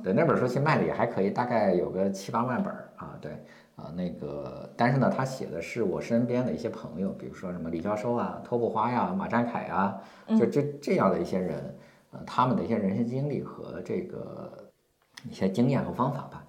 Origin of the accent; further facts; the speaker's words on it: Shandong, China; moved away as an adult; also born or lived in Xi'an / Tianjin; 我今年四十七岁。啊，然后我老家是山东的